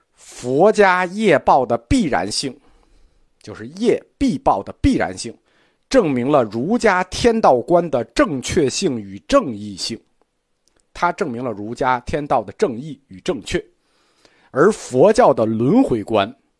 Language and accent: Chinese; China; 我们中国人是不吃这一套的